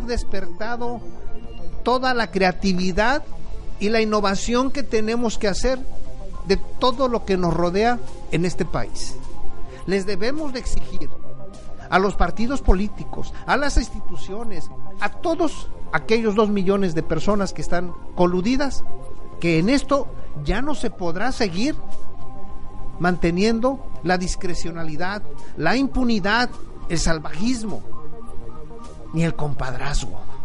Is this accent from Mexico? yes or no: yes; Mexico; como familia que somos, somos mexicanos